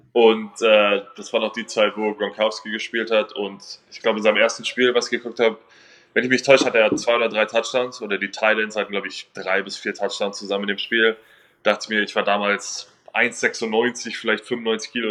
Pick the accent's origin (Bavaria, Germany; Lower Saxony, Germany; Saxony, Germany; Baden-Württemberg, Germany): Bavaria, Germany; 15 minutes from the Munich Cowboys; moved away; ein Team 15 Minuten entfernt von, äh, wo ich aufgewachsen bin